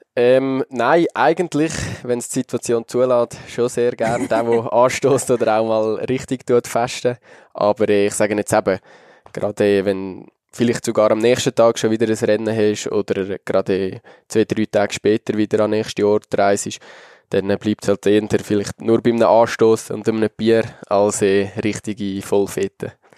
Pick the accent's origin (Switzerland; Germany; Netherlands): Switzerland; als Schweizer